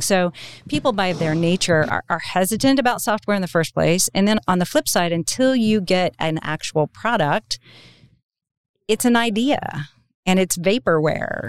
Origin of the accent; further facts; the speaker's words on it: Oklahoma, United States; I was from Oklahoma